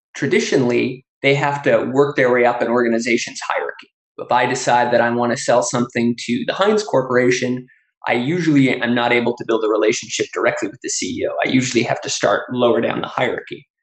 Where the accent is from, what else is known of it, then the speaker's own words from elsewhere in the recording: Canada; now in United States; I grew up in Canada before moving to the US.